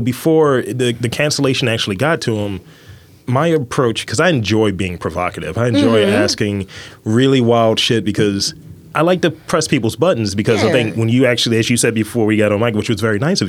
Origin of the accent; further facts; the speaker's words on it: Baltimore, Maryland, United States; we're all from Baltimore.